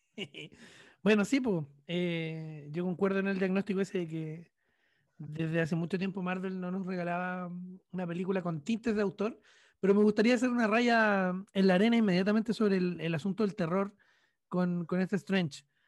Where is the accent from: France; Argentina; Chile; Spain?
Chile; soy un periodista chileno de humilde trayectoria